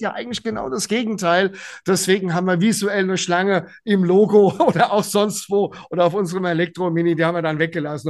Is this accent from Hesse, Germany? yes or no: yes; a village near Gelnhausen, Hesse, Germany; also born or lived in Frankfurt; sind die dann auf ein kleines Dorf gezogen in der Nähe von Gelnhausen. Da musste ich natürlich mit, ja, und habe also auch hier meine äh, meine schulische ähm, meine, meine Schule beendet